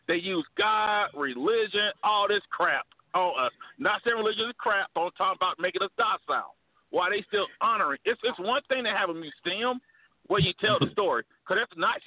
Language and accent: English; Alabama, United States; I'm from Alabama, home of America's team, Alabama Crimson Tide